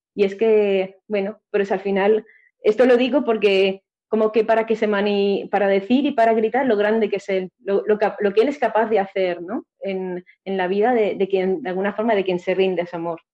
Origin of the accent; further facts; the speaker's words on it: a village near Valencia, Valencian Community, Spain; mi pueblo